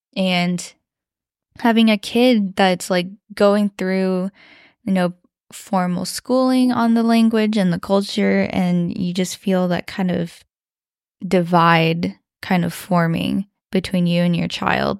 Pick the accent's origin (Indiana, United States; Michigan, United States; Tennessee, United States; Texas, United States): Indiana, United States; West Lafayette; accent: Midwest twang; first language Mandarin; I grew up uh, in West Lafayette, Indiana, because my dad was studying at Purdue University